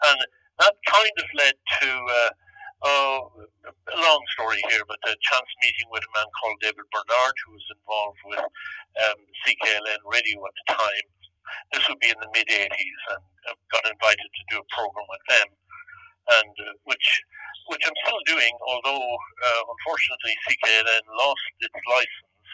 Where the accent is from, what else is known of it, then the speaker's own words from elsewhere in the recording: Ireland; moved away as an adult; now in Toronto, Canada; myself and Betty went back home in 1971. And we found ourselves kind of in two, between two stools, you know, wishing we were back in Canada, wishing we were back in Ireland type of thing